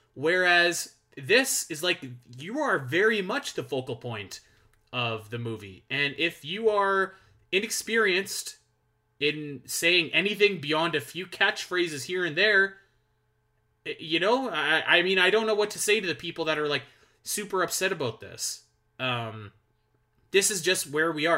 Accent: Canada; I'm Canadian

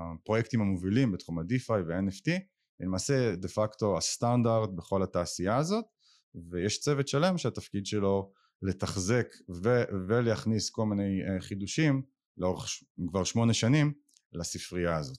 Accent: Israel; אני ישראלי היחיד

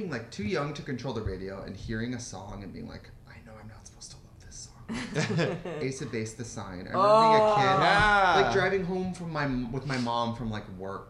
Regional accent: Midwest, United States; When I'm from the Midwest

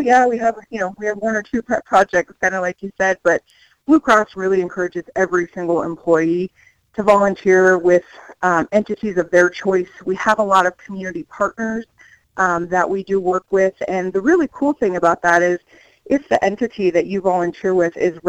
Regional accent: Chester, Montana, United States; now in Helena, United States; I grew up in Chester, Montana, a tiny little town, kind of up there by Canada.

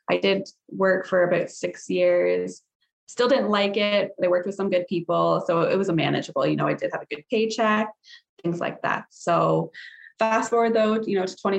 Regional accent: Sarnia, Ontario, Canada; I was born and raised in Sarnia, Ontario. Still live

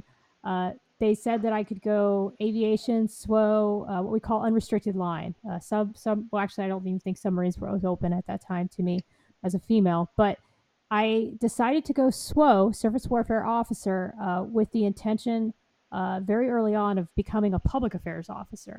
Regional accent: Columbus, Ohio, United States; moved away as an adult; also born or lived in Keflavik, Iceland; now in Norfolk, United States; I'm originally from Columbus, Ohio

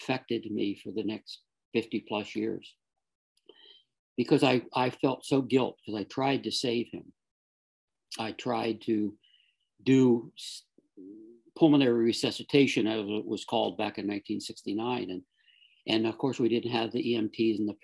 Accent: South Florida, United States; I grew up in South Florida

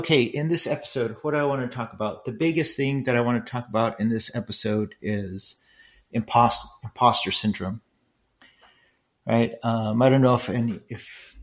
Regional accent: Los Angeles, California, United States; moved away as an adult; also born or lived in Irvine; with other Mexicans in East LA, I really didn't fit in there

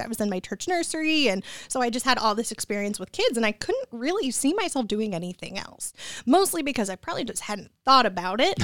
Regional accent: Troy, Michigan, United States; also born or lived in Royal Oak, Michigan / East Lansing, Michigan / Lake Orion, Michigan; I was born in Royal Oak, and then I grew up in Troy

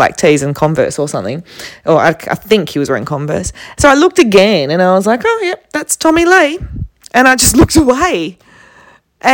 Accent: Perth, Western Australia, Australia; I'm from Perth, you know, the place that no one knows

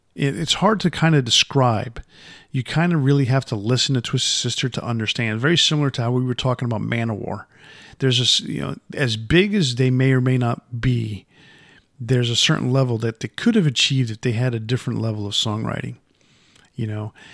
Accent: Yonkers, New York, United States; moved away; growing up in Yonkers

